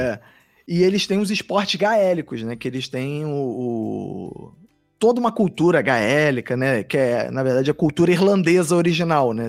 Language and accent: Portuguese; Brazil; eu falei que era do Brasil